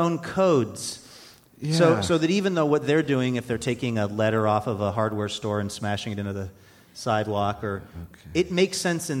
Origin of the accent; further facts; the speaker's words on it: Ireland; So even as an Irishman, you're saying that language is weird to you because I could not make sense of half of it.